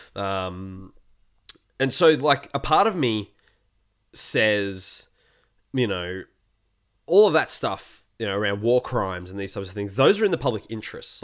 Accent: Australia

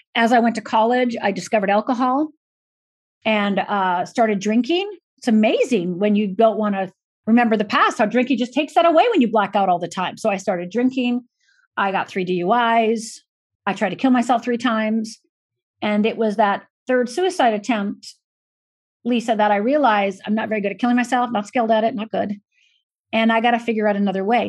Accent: Michigan, United States; moved away; also born or lived in Minnesota / Los Angeles; I was born in Minnesota, grew up physically in Michigan, and emotionally uh, became an adult uh, in Los Angeles.

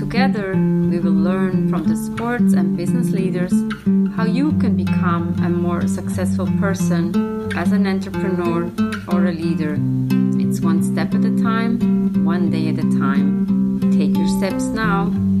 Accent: Switzerland; moved away as an adult; also born or lived in New York; I grew up in Switzerland

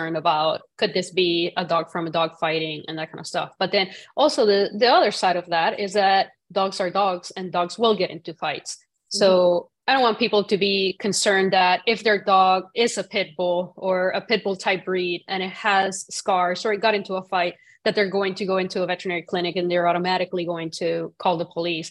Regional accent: Puerto Rico; growing up in Puerto Rico, cockfighting is a big thing

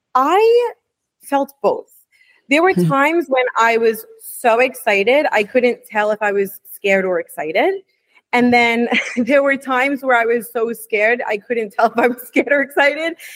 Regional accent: New York City, New York, United States; I grew up in New York City.

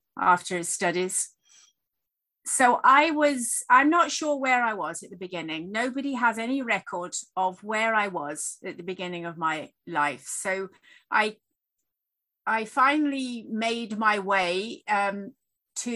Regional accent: Sheffield, Yorkshire and the Humber, United Kingdom; I was born in Sheffield in the UK

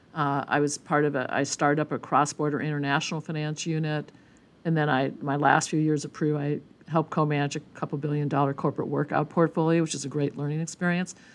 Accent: Milwaukee, Wisconsin, United States; moved away as an adult; also born or lived in Berkeley; I grew up, uh, born and bred in Milwaukee, Wisconsin

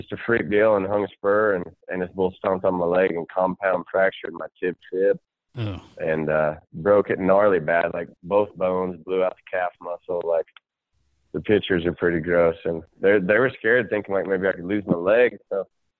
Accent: Nebraska, United States; also born or lived in Kansas; I'm from Nebraska. That's where I call home, home. I was born in Kansas because my dad was stationed there.

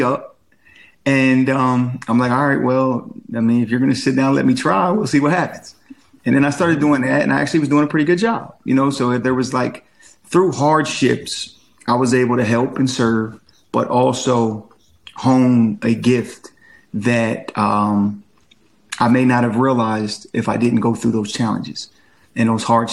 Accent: Claymont, Delaware, United States; moved away as an adult; also born or lived in Chester, Pennsylvania / Philadelphia, Pennsylvania; now in Atlanta, United States; I'm originally from the Chester, Pennsylvania area. I lived in Claymont, Delaware, a majority of my childhood.

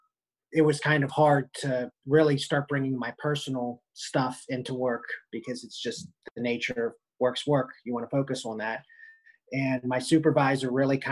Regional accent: Pittsburgh, Pennsylvania, United States; I'm from Pittsburgh, Pennsylvania.

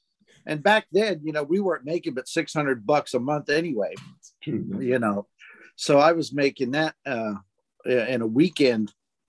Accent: Southeast Missouri, United States; moved away as an adult; now in Japan; Mostly Southeast Missouri area.

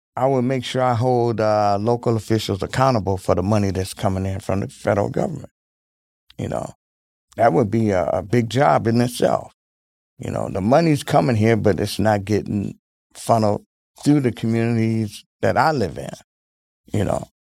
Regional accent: Milwaukee, Wisconsin, United States; I grew up in Milwaukee, Wisconsin

